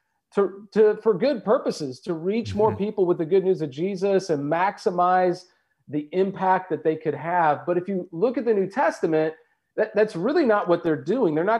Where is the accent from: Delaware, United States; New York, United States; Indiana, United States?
Indiana, United States; also born or lived in Pasadena, California; I grew up in Indiana